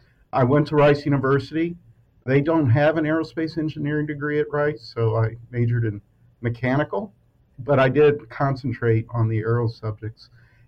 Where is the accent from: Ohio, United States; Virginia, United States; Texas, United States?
Texas, United States; San Antonio; I was growing up in San Antonio near Kelly and Lackland Air Force Base.